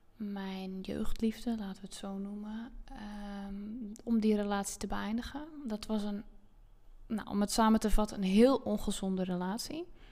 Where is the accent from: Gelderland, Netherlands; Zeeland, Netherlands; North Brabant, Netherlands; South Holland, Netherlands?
Zeeland, Netherlands; Zeelandic Flanders, Netherlands; moved away as an adult; now in Zandvoort area, Netherlands; ik heb dus 30 jaar in zuid vlaanderen gewoond. En ehm, dus dat is uh, het stuk van Zeeland wat tegen België aangeplakt zit.